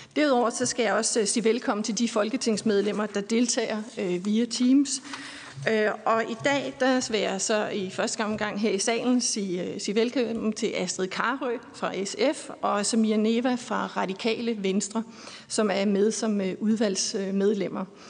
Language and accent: Danish; Aarhus, Central Denmark Region, Denmark; i min hjemby Aarhus